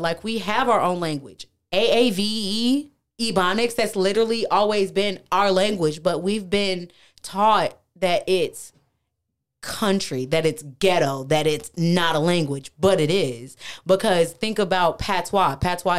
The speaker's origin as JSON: {"language": "English", "town": "Milwaukee", "region": "Wisconsin", "country": "United States", "tie": "born or raised there", "also_born_or_lived": "Mobile, Alabama", "said": "I was originally born somewhere else. I was raised in between Milwaukee, Wisconsin and Mobile, Alabama."}